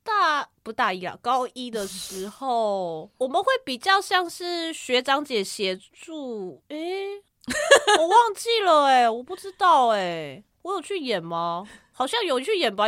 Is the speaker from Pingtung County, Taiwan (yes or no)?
no; Kaohsiung, Taiwan; 我是来自高雄的前镇高中